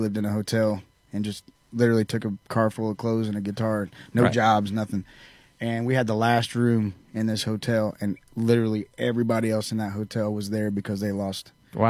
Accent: Hartford City, Indiana, United States; now in Nashville, United States; Hartford City, Indiana.

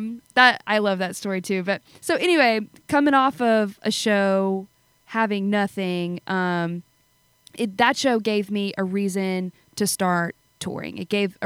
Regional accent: South Louisiana, United States; I'm from South Louisiana

